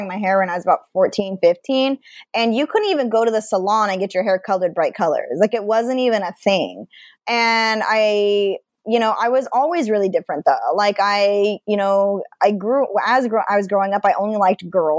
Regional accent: Idaho, United States; moved away as an adult; also born or lived in Seattle; growing up in Idaho, you know, being a bisexual person

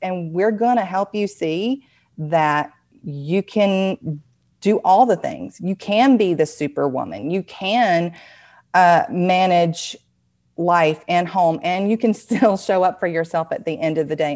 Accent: the South, United States; accent: Southern; my Southern accent

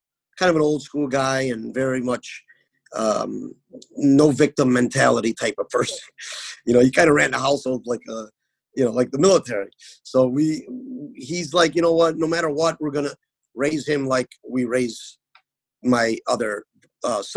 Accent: Chicago, Illinois, United States; I was born and raised in Chicago

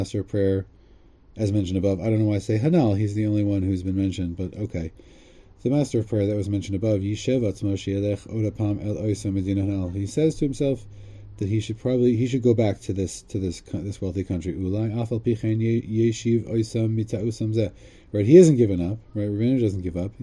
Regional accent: United States; growing up in America

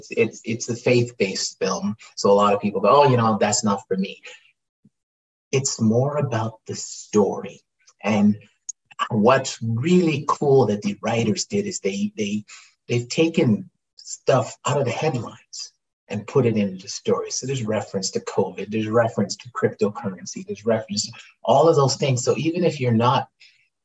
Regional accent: Canada; I'm a Canadian actor that's working. I'm a Canadian actor

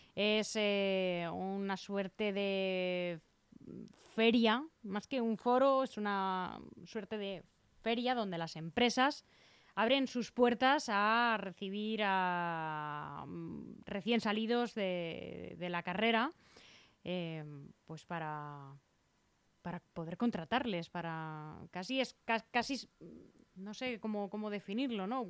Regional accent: Leganés, Community of Madrid, Spain; yo resido aquí, eh, nací aquí en Leganés

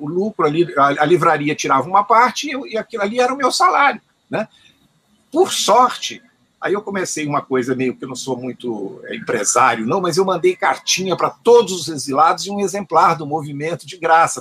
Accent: Minas Gerais, Brazil; also born or lived in Brasília; eu sou mineiro

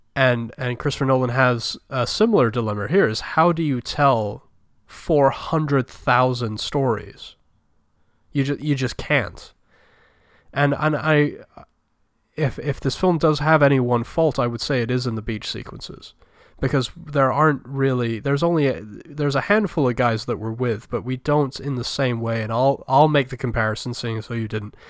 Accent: United Kingdom; I am British

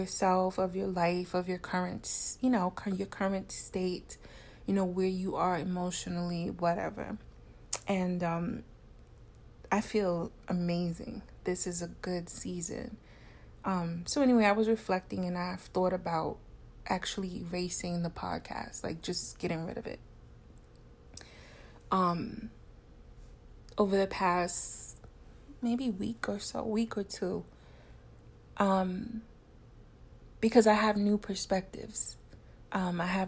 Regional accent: New York City, New York, United States; just New York City, in the tri-state area. And we all knew Wendy. You know, we grew up with Wendy on the radio

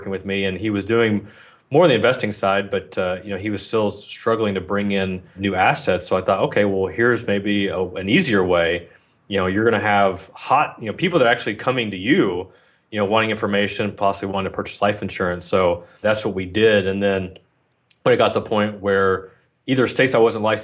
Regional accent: Philippines; I'm Filipino

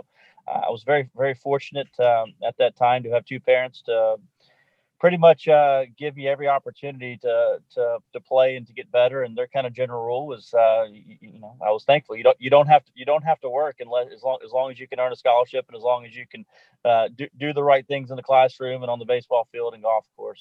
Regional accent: Memphis, Tennessee, United States; I grew up in Memphis, Tennessee, only child.

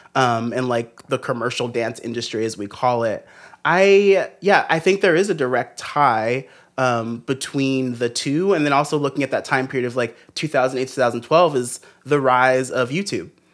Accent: Los Angeles, California, United States; I'm from Los Angeles

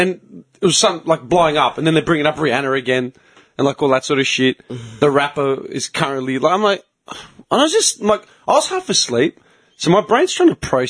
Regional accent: Australia; I'm only Greek Australian in this country. In any other country, I'm Australian.

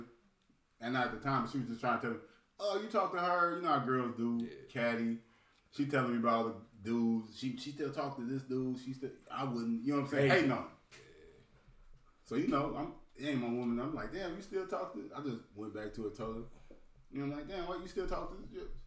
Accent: Alton, Illinois, United States; We're in the St. Louis area, but we're in Alden, Illinois. We're from Alden, Illinois. That's where we're from.

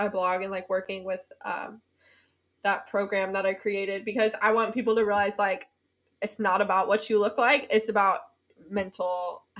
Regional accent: Tennessee, United States; moved away as an adult; also born or lived in South Carolina; I went to University of South Carolina and I'm from Tennessee.

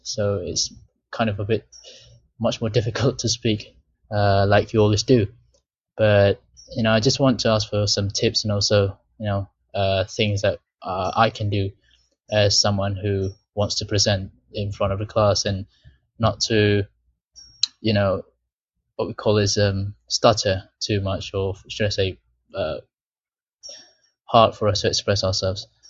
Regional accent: Malaysia; English is a second language; I'm from Malaysia.

